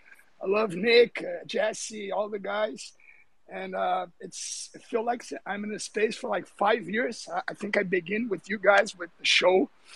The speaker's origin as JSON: {"language": "English", "region": "Rio de Janeiro", "country": "Brazil", "said": "I'm a Brazilian. I'm speaking from Brazil, Rio de Janeiro."}